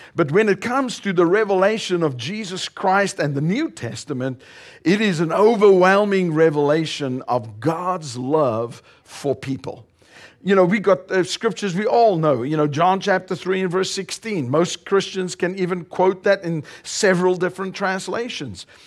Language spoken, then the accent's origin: English; South Africa; also born or lived in northern Colorado, United States; now in Colorado, United States; We are originally from South Africa. We now reside here in the United States and we live in northern Colorado